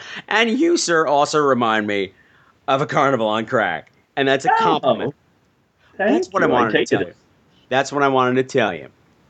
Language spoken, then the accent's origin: English; Long Island, New York, United States; I'm so from Long Island.